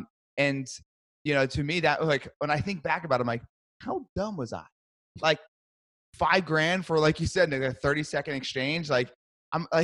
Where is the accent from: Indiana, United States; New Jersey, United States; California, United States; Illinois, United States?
New Jersey, United States; Brick; born or raised there; moved away as an adult